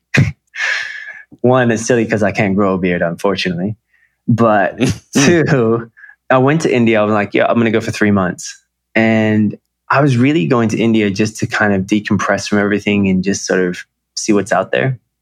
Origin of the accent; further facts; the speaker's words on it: Australia; moved away as an adult; also born or lived in Los Angeles, United States / New York, United States; now in Bali, Indonesia; I was raised in Australia. I was born in Australia